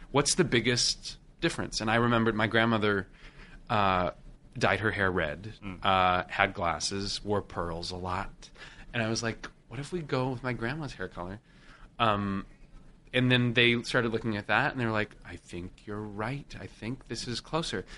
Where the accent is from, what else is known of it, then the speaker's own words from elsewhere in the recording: Washington, United States; moved away as an adult; I'm from Washington State